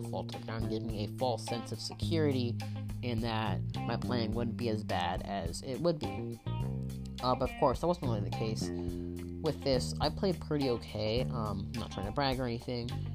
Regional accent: Bay Area, California, United States; I'm from the Bay Area

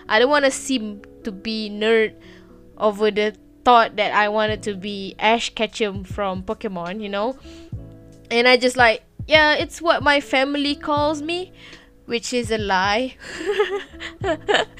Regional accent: Malaysia; first language Malay; English is a second language; I'm from Malaysia. Yeah, I'm a Malaysian. I'm a Malay actually, and English is not my greatest language

